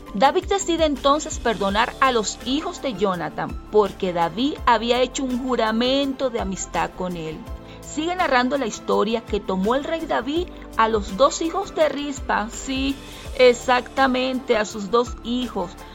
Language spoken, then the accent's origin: Spanish; Venezuela; moved away as an adult; now in Quito, Ecuador; soy venezolana, actualmente vivo en Quito, Ecuador, desde ya hace seis años